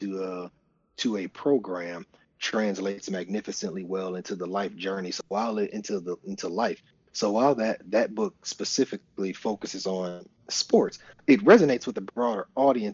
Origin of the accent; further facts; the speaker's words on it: Flint, Michigan, United States; I'm from Flint, Michigan, and we only knew the schools that we could see